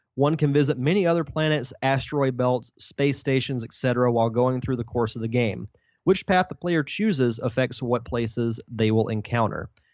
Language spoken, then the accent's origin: English; Pensacola, Florida, United States; I'm from pretty much just right down the road